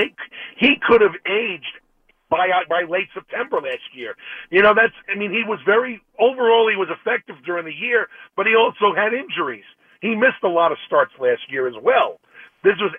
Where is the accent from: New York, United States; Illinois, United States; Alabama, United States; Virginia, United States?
New York, United States; New York City; moved away as an adult; now in Winter Haven, United States; I'm originally from the Bronx